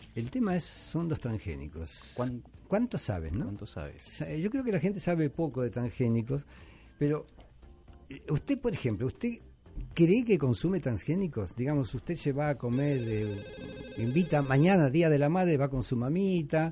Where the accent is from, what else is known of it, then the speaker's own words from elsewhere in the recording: Rosario, Santa Fe, Argentina; now in Peru; Argentina, Rosario, que es la ciudad de donde yo vengo